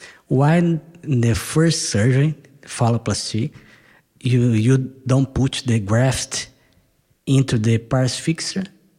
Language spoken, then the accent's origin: English; Brazil; I'm from Brazil.